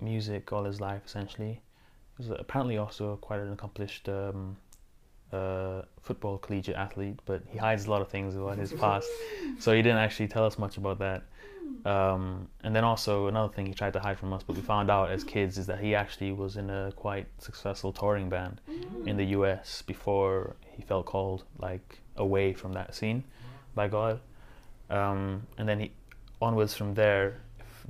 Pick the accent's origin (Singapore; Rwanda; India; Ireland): Singapore; moved away; growing up in Asia, in which there's a lot of pressure to succeed academically